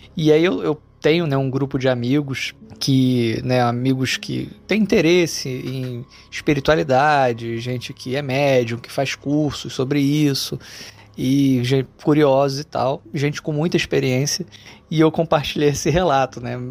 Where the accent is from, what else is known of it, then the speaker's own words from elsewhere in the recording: Rio de Janeiro, Brazil; sou do Rio de Janeiro